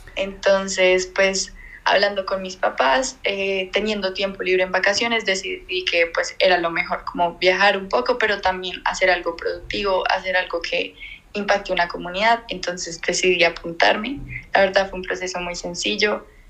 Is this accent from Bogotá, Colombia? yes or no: yes; Bogotá, Colombia; soy de Bogotá, Colombia